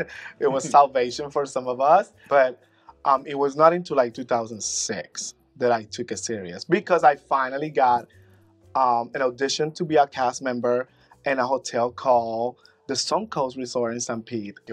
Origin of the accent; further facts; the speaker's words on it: Puerto Rico; moved away as an adult; now in Orlando, United States; As soon as I moved to Orlando from Puerto Rico in 2000, I started doing talent shows.